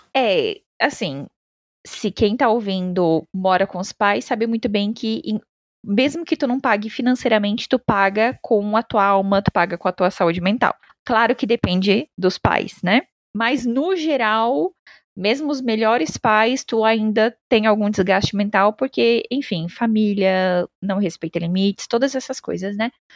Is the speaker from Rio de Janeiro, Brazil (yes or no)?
no; Santa Catarina, Brazil; moved away as an adult; now in São Paulo, Brazil; Eu sou de Santa Catarina, né? Sou do Sul